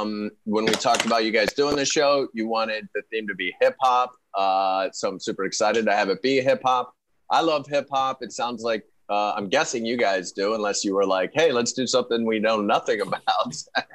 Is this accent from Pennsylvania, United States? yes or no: yes; Pittsburgh, Pennsylvania, United States; Pittsburgh has terrible weed. That's where I'm from.